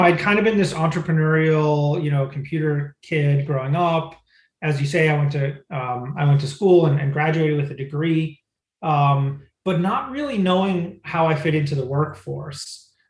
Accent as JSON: {"language": "English", "region": "Michigan", "country": "United States", "tie": "born or raised there", "moved": "yes", "said": "I grew up in Michigan"}